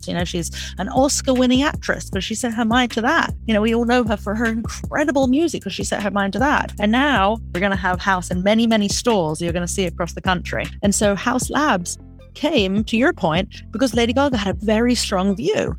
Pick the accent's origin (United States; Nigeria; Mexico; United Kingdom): United Kingdom; England; moved away as an adult; I grew up in England